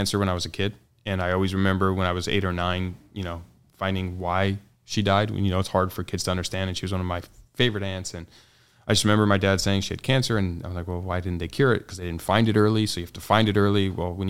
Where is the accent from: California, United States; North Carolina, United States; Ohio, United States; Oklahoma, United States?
California, United States; San Diego; San Diego, born and raised, native.